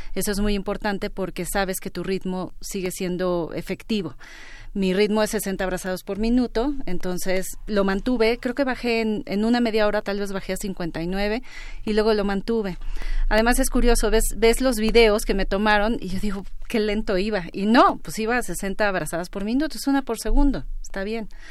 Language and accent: Spanish; Mexico; soy la mujer mexicana de mayor edad